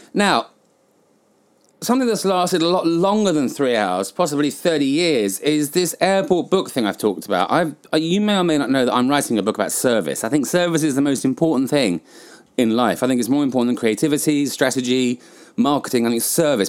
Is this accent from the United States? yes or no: no; England, United Kingdom; moved away; also born or lived in Southeast Asia; as a British person